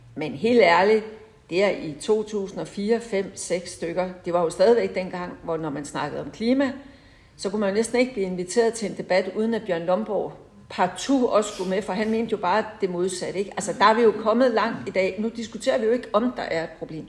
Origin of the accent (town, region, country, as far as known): Holbæk, Zealand, Denmark; born or raised there